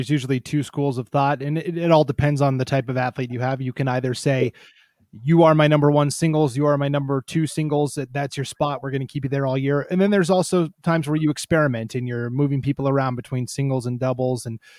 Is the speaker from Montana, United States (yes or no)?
yes; Missoula, Montana, United States; now in Idaho, United States; I'm from Montana originally